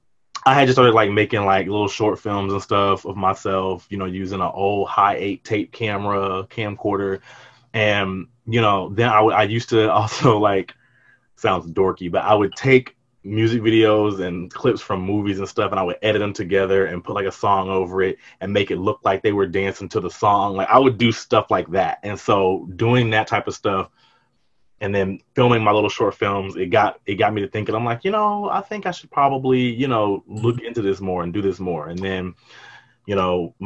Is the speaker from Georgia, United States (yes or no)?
yes; Atlanta, Georgia, United States; also born or lived in Washington, D.C.; I was born in DC, but then I was raised here in Atlanta